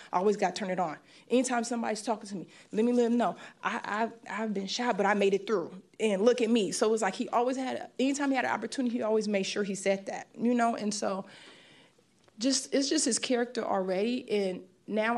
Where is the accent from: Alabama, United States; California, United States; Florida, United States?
California, United States; San Francisco; moved away as an adult; I grew up in San Francisco. I grew up in the 80s